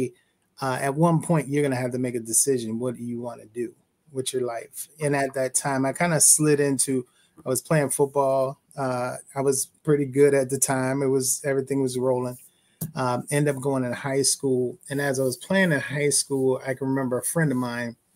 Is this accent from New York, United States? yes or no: no; Philadelphia, Pennsylvania, United States; I'm from Philly, born and raised. West Oak Lane, came up there as a young person.